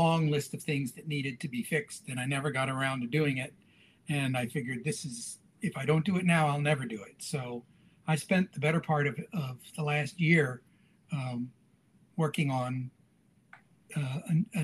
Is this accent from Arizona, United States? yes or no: no; Lebanon, Pennsylvania, United States; moved away; also born or lived in Illinois / Shenandoah; I'm originally from Pennsylvania. Lebanon, Pennsylvania